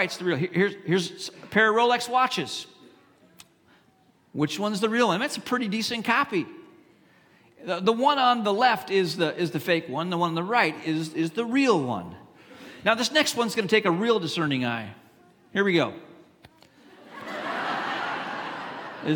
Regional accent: Hong Kong; moved away; I grew up in Hong Kong, China, and in Hong Kong, especially when I was growing up there

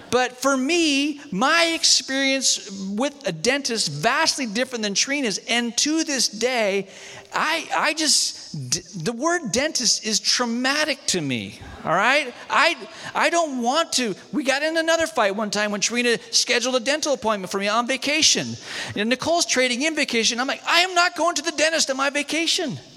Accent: Malaysia; I grew up in Malaysia um, in the jungles of Malaysia, Novocaine didn't make it there.

